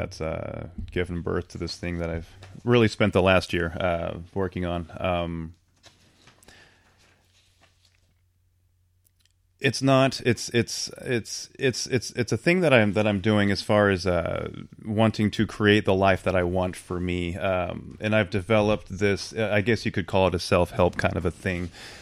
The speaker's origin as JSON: {"language": "English", "town": "Tacoma", "region": "Washington", "country": "United States", "tie": "born there", "said": "So I was born in Tacoma in 74"}